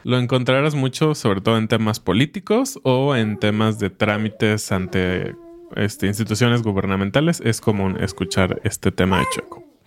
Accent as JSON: {"language": "Spanish", "country": "Mexico", "said": "como mexicanos"}